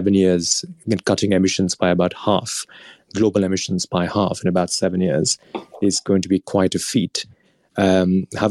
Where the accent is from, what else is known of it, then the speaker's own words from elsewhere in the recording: India; moved away; India, my home country